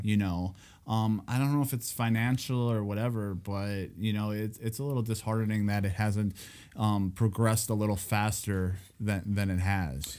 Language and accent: English; Escanaba, Michigan, United States; my hometown